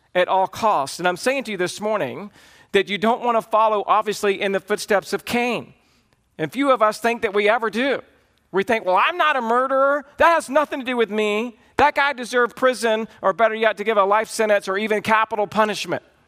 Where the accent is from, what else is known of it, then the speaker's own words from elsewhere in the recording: the South, United States; I grew up in the South